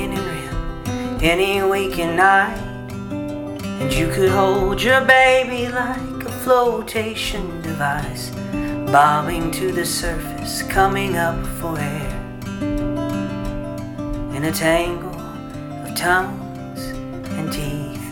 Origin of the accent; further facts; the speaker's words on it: Ringgold, Georgia, United States; now in Chickamauga, United States; Originally hail from the Ringgold area, but I live in Chickamauga now.